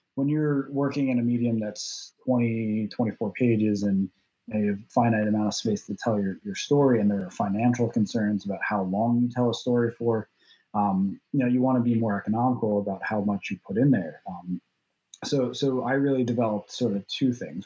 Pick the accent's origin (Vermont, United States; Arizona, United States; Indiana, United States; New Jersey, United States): New Jersey, United States; southern shore of the Raritan Bay; i grew up in New Jersey on the southern shore of the Raritan Bay, which looks directly across to southern Manhattan